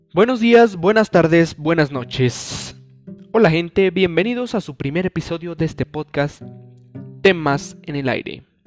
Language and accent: Spanish; Mexico; en mi país, México